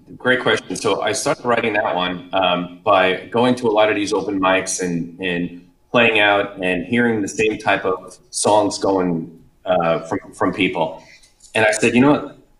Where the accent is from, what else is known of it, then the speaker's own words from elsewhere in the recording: New York, United States; moved away as an adult; Yeah, so I came down from New York about 5 years ago.